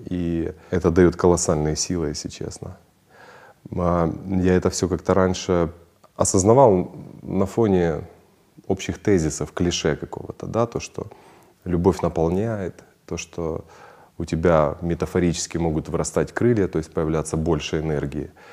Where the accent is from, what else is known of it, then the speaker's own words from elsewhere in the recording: Ukraine; я украинец